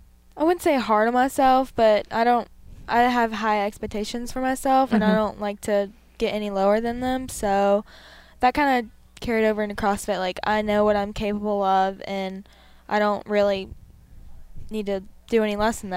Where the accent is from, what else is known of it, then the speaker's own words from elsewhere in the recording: North Carolina, United States; So I'm 16 years old. I'm from North Carolina. I'm a twin